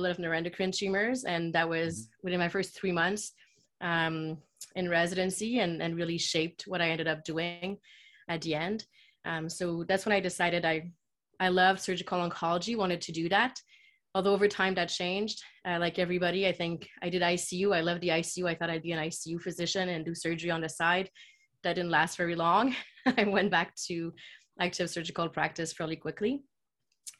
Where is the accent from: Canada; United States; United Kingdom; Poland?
Canada; Quebec City, Quebec; moved away as an adult; now in Toronto, Canada; I was born and raised in Quebec City, which is a city in Quebec, which is the French side of Canada.